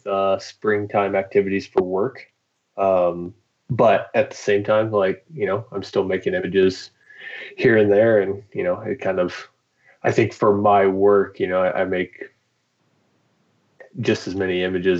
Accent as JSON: {"language": "English", "region": "Florida", "country": "United States", "tie": "born or raised there", "moved": "as an adult", "lives_now": "Bozeman, United States", "said": "I'm born and raised in Florida"}